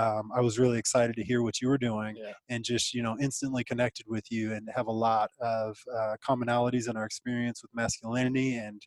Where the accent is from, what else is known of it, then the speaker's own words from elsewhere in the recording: Thornton, Colorado, United States; I come from Colorado, Thornton, Colorado, just north of Denver.